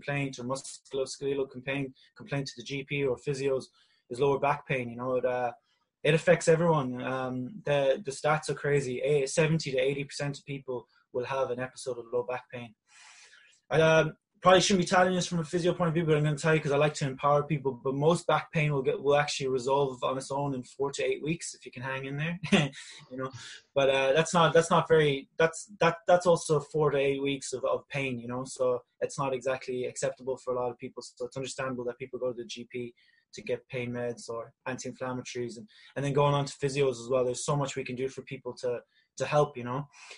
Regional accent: Galway, Connacht, Ireland; moved away as an adult; also born or lived in South Africa / Dublin; I was born in South Africa. I moved to Galway in 2002. Mother's from Wexford, and I went to the Bish in Galway in town. So I can consider myself now a Galway native.

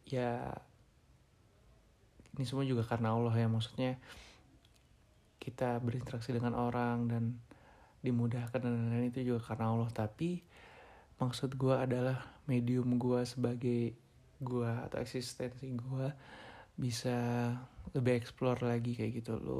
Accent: Bandung, West Java, Indonesia; terkhususnya di daerah gua ya di daerah atas Bandung dikit lah kayak gitu ya alus-alus walaupun dengan bahasa Sunda yang khas

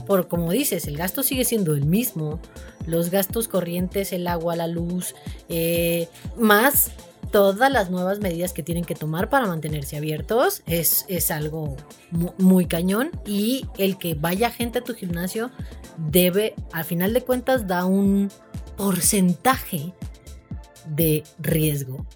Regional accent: Mexico; como mexicanos

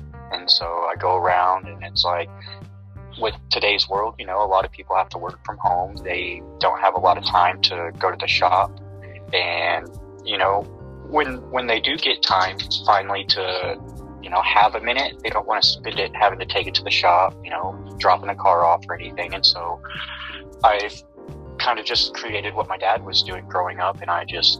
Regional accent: Midland, Texas, United States; now in Austin, United States; I didn't always live in Austin. I grew up in West Texas in Midland, so it's like where they do a lot of the oil and gas and everything.

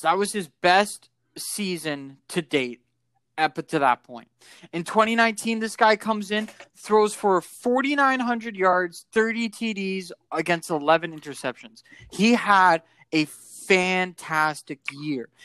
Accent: Canada; being a Canadian

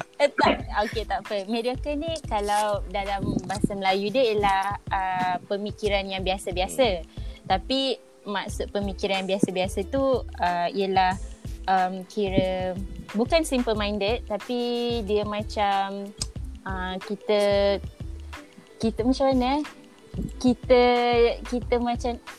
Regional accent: Kuala Lumpur, Malaysia; Asalnya KL

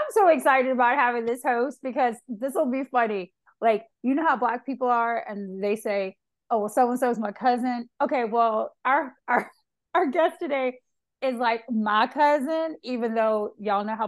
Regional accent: the South, United States; we're from the South.

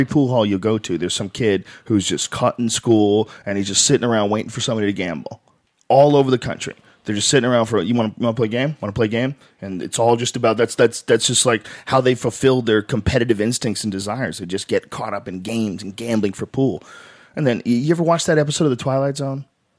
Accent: Miami, Florida, United States; You say you're Cuban. I'm Cuban from Miami. Of course I'm a Republican.

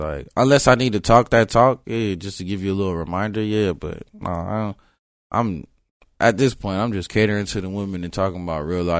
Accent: Florida, United States; when I used to, say I was from Broward, it'd be like, you mean Miami, right? I was like, nah, I'm from Broward.

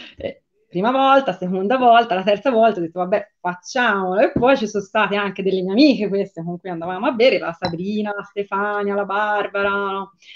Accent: Tuscany, Italy

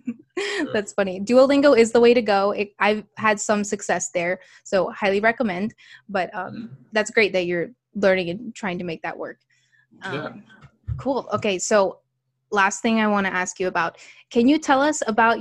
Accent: Alabama, United States; I'm from Alabama

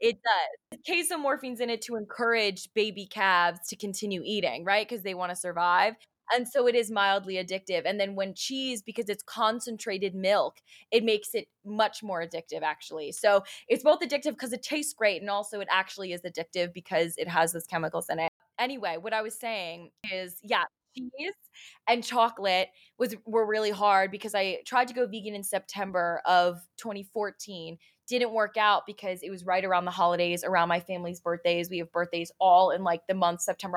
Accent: Long Island, New York, United States; I'm from, you know, suburban Long Island

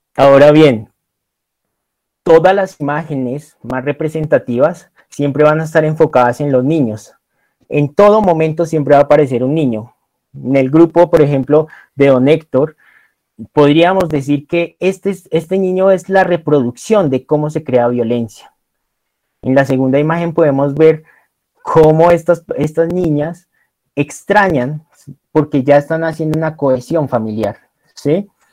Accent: Colombia; uno como colombiano

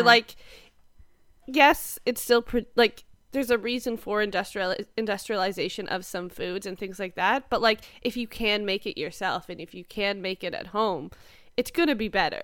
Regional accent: Canada; growing up in Canada

